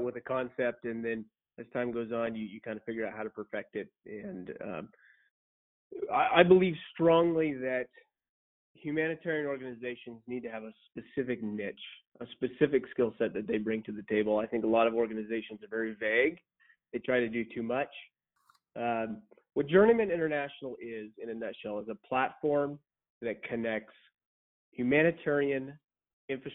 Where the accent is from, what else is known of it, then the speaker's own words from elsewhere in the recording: Central Oregon, United States; also born or lived in San Luis Obispo, California; I grew up in Central Oregon